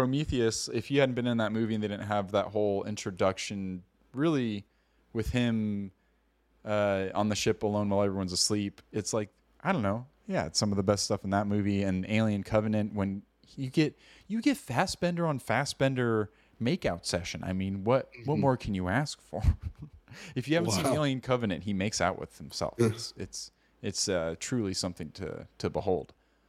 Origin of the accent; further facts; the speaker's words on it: California, United States; We're Californians. We're dumb Yankees over here.